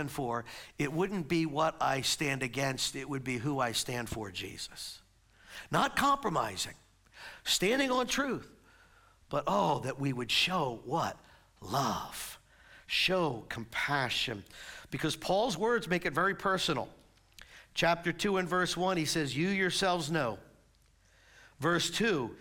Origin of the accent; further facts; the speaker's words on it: United States; we're American citizens. We get to live in a country where we get to voice our and vote